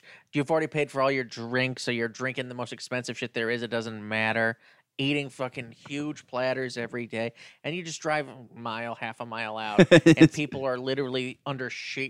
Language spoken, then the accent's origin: English; Brooklyn, New York, United States; I'm a Jew from Brooklyn.